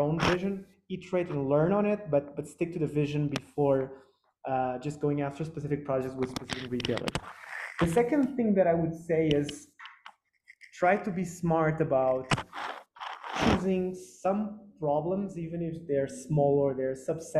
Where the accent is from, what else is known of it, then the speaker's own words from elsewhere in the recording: Lisbon, Portugal; born there; I was born in Lisbon and my family's Portuguese.